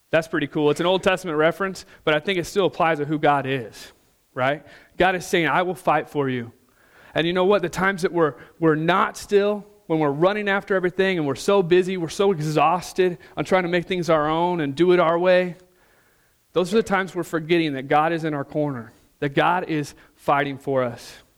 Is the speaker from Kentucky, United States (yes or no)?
no; Missouri, United States; moved away; some of my friends back home, we're from Missouri originally